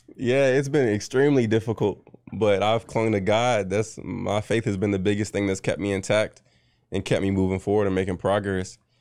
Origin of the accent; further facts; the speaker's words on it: Richmond, Virginia, United States; also born or lived in North Chesterfield, Virginia / Goochland, Virginia; I'm from Richmond, Virginia.